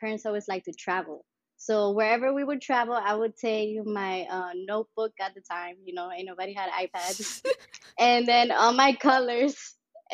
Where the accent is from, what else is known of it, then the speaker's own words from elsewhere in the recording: Mallorca, Balearic Islands, Spain; moved away; also born or lived in Sint Maarten / Miami; So, from Spain, I'm from Mallorca, which is also another island.